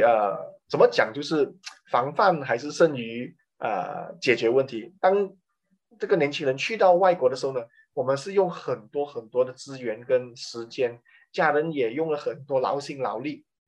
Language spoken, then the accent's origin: Chinese; Malaysia; 我们马来西亚人是很少，呃，很，很大部分的年轻人我们都不吃这些